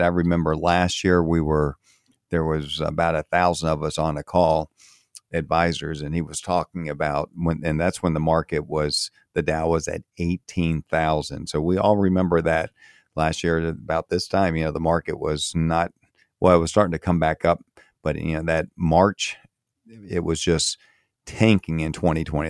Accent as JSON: {"language": "English", "region": "Florida", "country": "United States", "tie": "born or raised there", "also_born_or_lived": "Maryland / Fort Myers, Florida", "moved": "as an adult", "said": "I grew up in Florida, moved away from Florida in, in eighty-eight"}